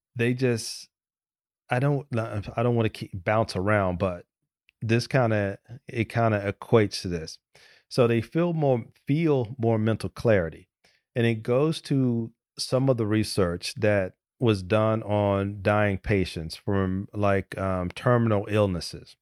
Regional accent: United States; I'm from the United States

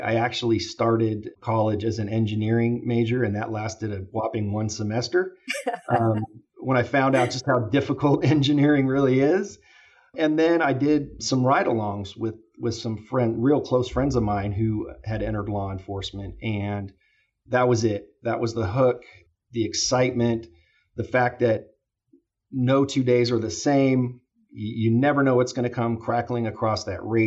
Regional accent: Fairfield, California, United States; also born or lived in Travis Air Force Base, California / Sacramento, California / Oakland, California; So I grew up in Fairfield, California, next door here. Was able to go to, you know, elementary, junior high, and high school in Fairfield

